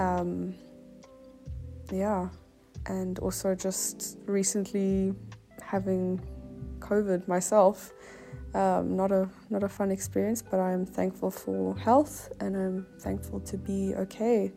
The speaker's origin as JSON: {"language": "English", "town": "Cape Town", "region": "Western Cape", "country": "South Africa", "said": "I am from Cape Town."}